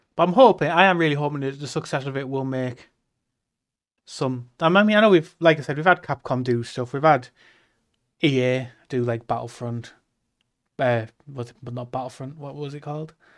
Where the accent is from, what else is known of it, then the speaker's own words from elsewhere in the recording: the north of England, United Kingdom; being English